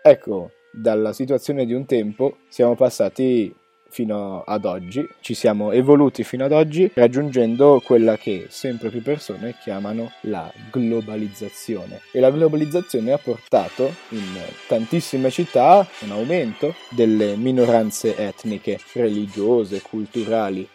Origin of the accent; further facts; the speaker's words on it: Ticino, Switzerland; siamo ticinesi